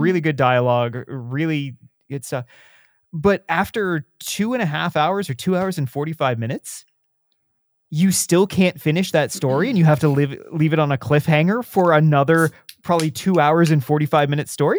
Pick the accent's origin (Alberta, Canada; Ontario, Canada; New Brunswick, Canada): Ontario, Canada; Southern; born and raised in Southern